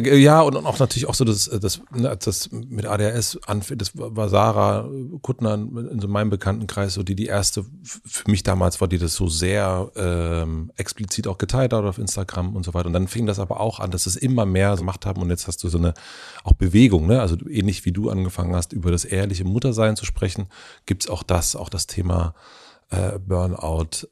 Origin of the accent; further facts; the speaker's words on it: Brandenburg, Germany; da wo ich herkomme, also äh, Brandenburg